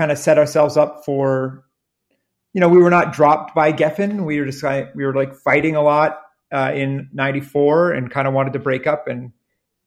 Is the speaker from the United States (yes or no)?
no; Canada; we're from Canada, and being from Canada